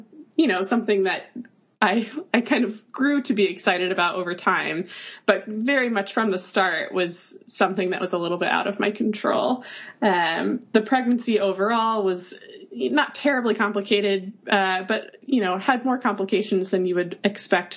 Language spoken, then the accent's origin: English; North Carolina, United States; moved away as an adult; now in New York, United States; I am from North Carolina originally